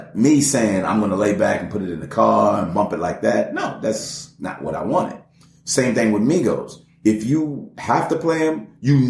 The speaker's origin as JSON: {"language": "English", "town": "Atlanta", "region": "Georgia", "country": "United States", "tie": "born or raised there", "said": "I'm in Atlanta. I grew up in Atlanta."}